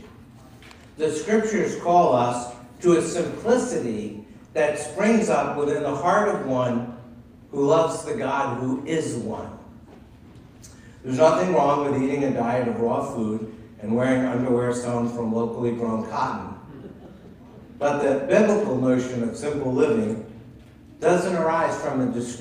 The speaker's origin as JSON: {"language": "English", "town": "Concord", "region": "Massachusetts", "country": "United States", "tie": "born or raised there", "said": "Joanne and I grew up near Walden Pond in Concord, Massachusetts"}